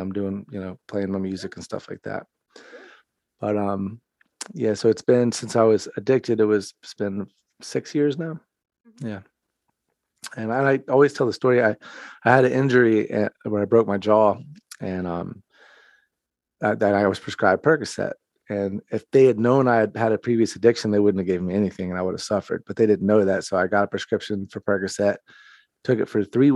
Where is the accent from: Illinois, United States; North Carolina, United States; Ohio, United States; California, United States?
North Carolina, United States; now in Fort Myers, United States; I'm from North Carolina originally